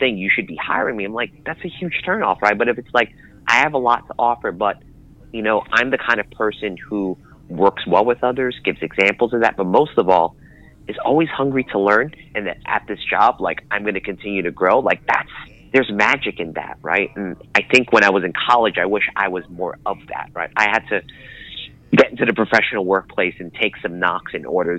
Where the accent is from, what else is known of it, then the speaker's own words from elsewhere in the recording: New York City, New York, United States; growing up in Brooklyn, being raised in Queens, and being the child of Philippine immigrants